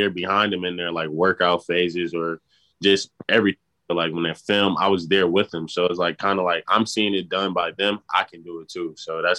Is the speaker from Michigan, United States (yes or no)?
yes; Lansing, Michigan, United States; So I'm from Lansing